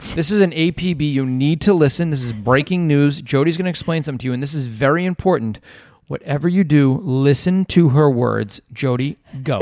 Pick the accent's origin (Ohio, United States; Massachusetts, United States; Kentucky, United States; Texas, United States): Massachusetts, United States; Revere; also born or lived in Boston; now in west coast of Florida, United States; I'm from Revere. I grew up in Revere.